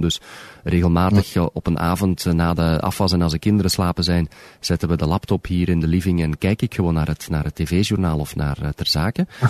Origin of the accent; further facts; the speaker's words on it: Belgium; moved away as an adult; also born or lived in Moncton, Canada; now in Toronto, Canada; Ik ben nooit uit België vertrokken met slaande deuren